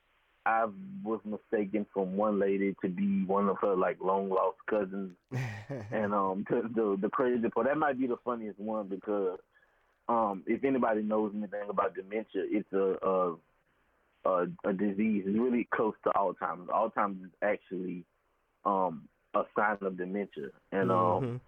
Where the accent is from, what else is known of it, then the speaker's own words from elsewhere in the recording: Baton Rouge, Louisiana, United States; Born and raised in Baton Rouge, Louisiana.